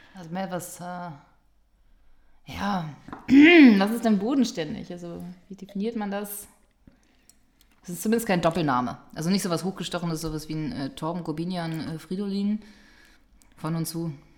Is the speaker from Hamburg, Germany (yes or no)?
yes; Hamburg, Germany; meine Heimatstadt hier